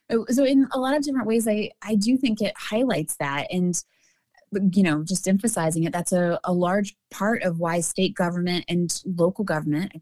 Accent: Alabama, United States; I'm coming from Alabama here

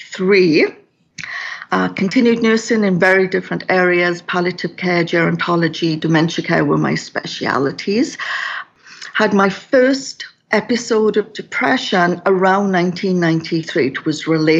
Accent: Wales, United Kingdom; now in Kelowna, Canada; So I was born in Wales in the United Kingdom.

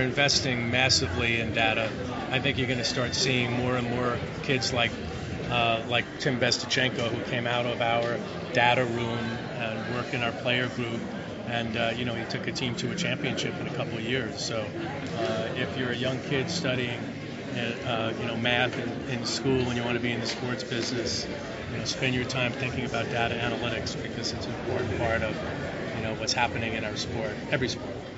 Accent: Maryland, United States; growing up in Maryland

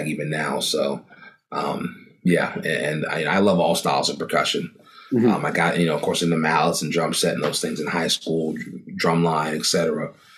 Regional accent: Elkridge, Maryland, United States; I grew up in a town called Elkridge, a small town in Maryland. It's about 20 minutes south of Baltimore

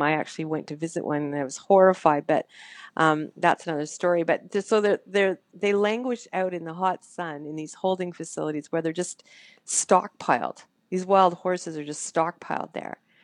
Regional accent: Canada; I'm a Canadian

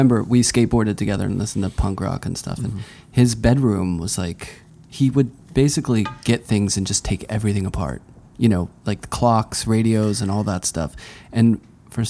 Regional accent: Pittsburgh, Pennsylvania, United States; now in New York City, United States; I'm from Pittsburgh

